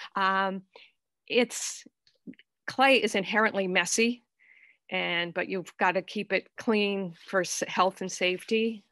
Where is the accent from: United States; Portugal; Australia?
United States; Fall River, Massachusetts; now in South Dartmouth, United States; I grew up in Fall River, you know, in the suburbs there, but now I live in, uh, South Dartmouth